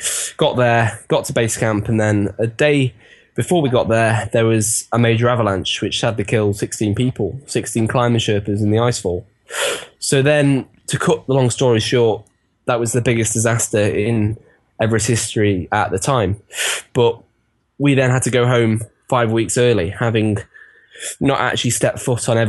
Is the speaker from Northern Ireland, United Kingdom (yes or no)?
no; Chester, North West England, United Kingdom; my hometown, Chester